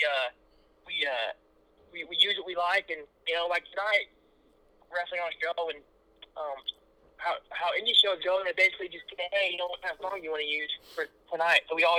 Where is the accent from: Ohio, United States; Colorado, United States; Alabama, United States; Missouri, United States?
Missouri, United States; Kansas City; growing up in the Midwest has been great, and I got no complaints